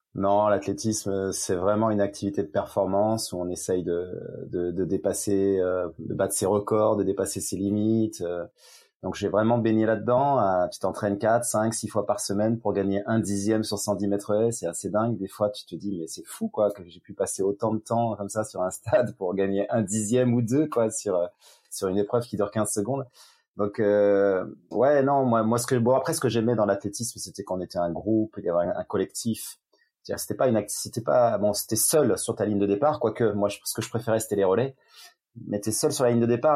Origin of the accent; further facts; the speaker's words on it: Yvelines, Paris region, Île-de-France, France; now in Avignon, France; je vis à Avignon dans le Vaucluse après avoir vécu mon enfance en région parisienne dans les Yvelines